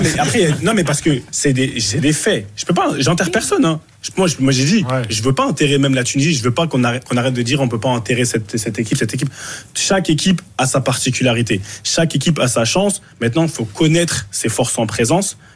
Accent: Cameroon; on est camerounais

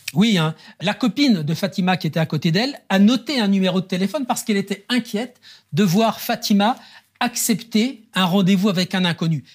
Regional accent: Marseille, Provence-Alpes-Côte d'Azur, France; on a une identité, on est marseillais.

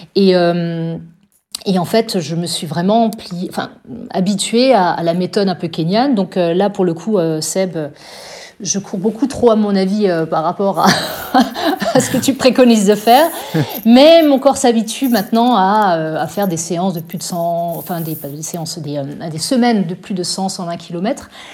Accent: Strasbourg, Grand Est, France; moi je suis une alsacienne à 100%. Je suis née à Strasbourg. Je n'ai jamais quitté, jamais quitté l'Alsace

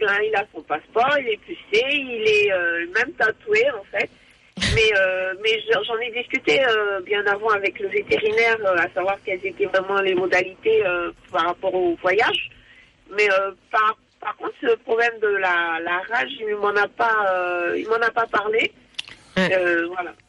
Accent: Guadeloupe; moved away; je suis de la Guadeloupe

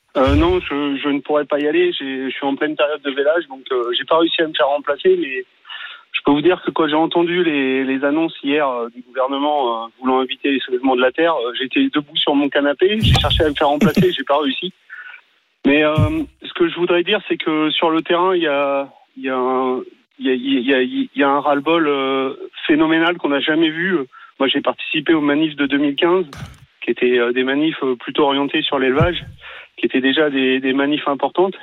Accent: Paris, Île-de-France, France; moved away

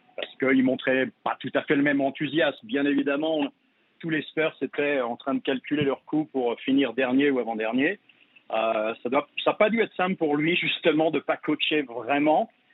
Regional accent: France; now in San Antonio, United States; en tant que Français

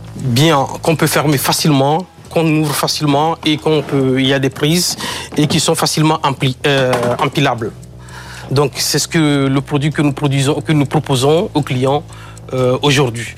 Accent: Kpalimé, Plateaux, Togo; moved away; je suis d'origine euh, togolaise. Et c'est le nom de ma ville natale, Cloto. En fait, la région s'appelle Cloto. Je suis né à Palimé

